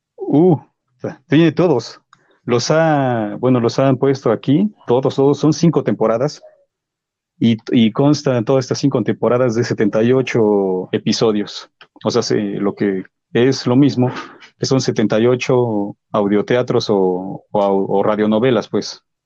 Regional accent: Mexico; soy mexicano

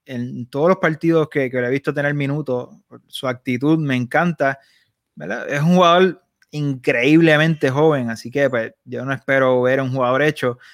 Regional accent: Puerto Rico; also born or lived in Barcelona; en Puerto Rico nosotros somos puertorriqueños

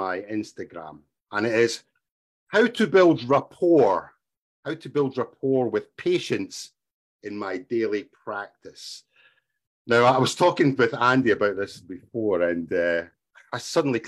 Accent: Scotland, United Kingdom; first language English; moved away as an adult; also born or lived in Asia; I'm from Scotland.

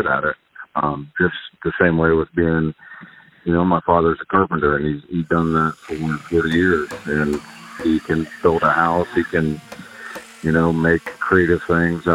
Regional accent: Hardin County, Ohio, United States; I'm from Hardin County, live in Kenton, Ohio

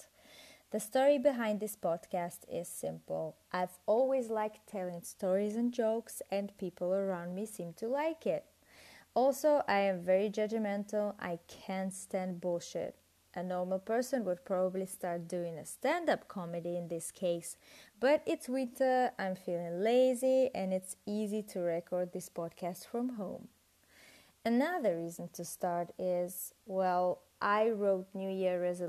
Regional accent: Russia; English is a second language; moved away as an adult; also born or lived in United Kingdom / Italy; I'm Russian, but I studied in the UK and in Italy.

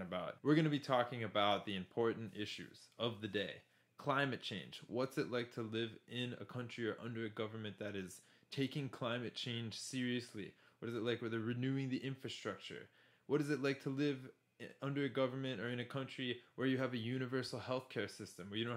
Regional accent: United States; moved away as an adult; I'm originally from the United States, been living outside of US for over 10 years now

